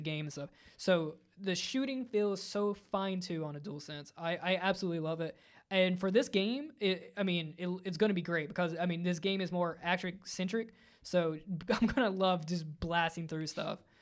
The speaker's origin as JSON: {"language": "English", "region": "Virginia", "country": "United States", "tie": "born or raised there", "said": "growing up in Virginia in the, in the neck of the woods"}